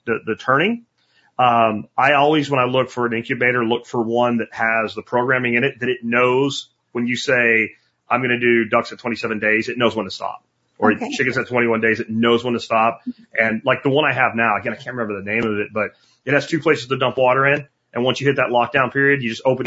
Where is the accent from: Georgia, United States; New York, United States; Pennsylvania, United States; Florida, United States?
Florida, United States; I'm from Florida